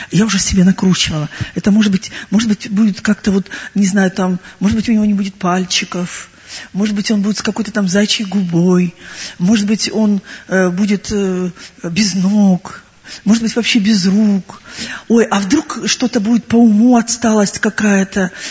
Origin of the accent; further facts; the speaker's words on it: Crimea, Ukraine; Э, я сама уроженка Крыма, я родилась и выросла в Крыму.